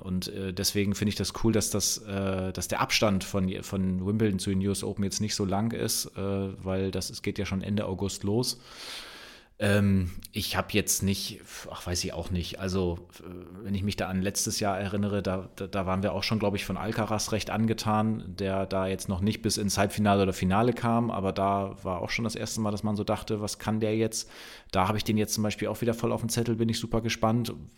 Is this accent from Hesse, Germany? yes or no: no; Bremen, Germany; für mich als Bremer